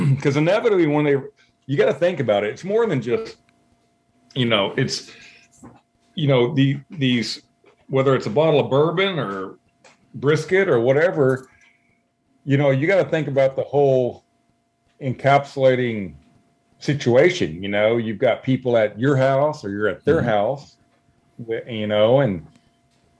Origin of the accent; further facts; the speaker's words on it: Zephyr, Texas, United States; now in Houston, United States; growing up in Zephyr, Texas, we went hunting and fishing and trapping